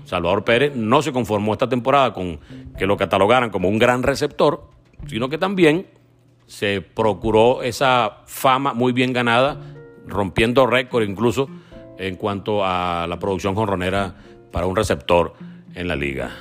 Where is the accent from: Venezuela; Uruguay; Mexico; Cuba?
Venezuela; como venezolano